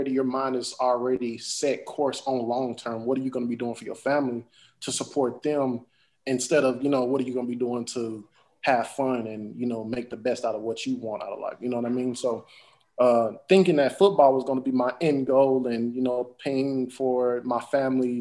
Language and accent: English; Huntsville, Texas, United States; now in Houston, United States; I am from Huntsville, Texas. That is a smaller town than Houston, of course, but it is a great town in heart. I definitely, I believe that I got my roots from there, my initial beginnings, learning who I am, development of myself from there